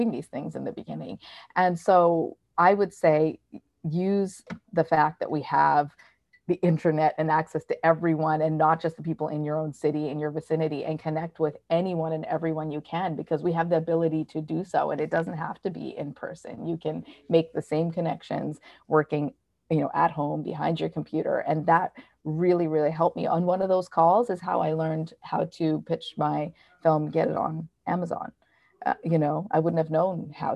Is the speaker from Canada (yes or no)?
yes; Canada; now in New York, United States; I live in New York and I'm from Canada